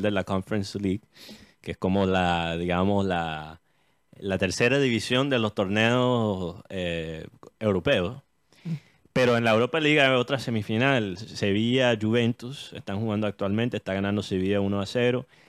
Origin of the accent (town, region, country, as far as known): United States; born or raised there